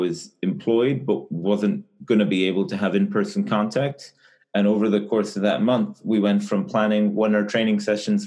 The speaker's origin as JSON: {"language": "English", "country": "Ireland", "tie": "born or raised there", "moved": "as an adult", "lives_now": "United States", "said": "I'm originally from Ireland, but I've been living in the US since 2013"}